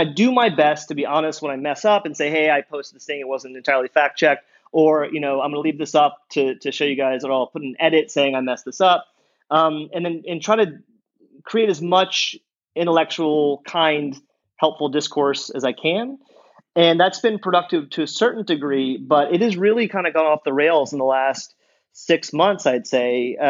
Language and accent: English; Louisiana, United States; I will say he's right. I'm from Louisiana. I would say the vast majority of my family is deep red state